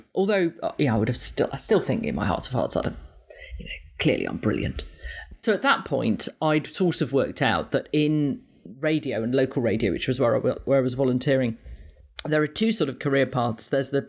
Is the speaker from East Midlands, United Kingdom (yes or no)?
yes; East Midlands, United Kingdom; I grew up in Leicestershire.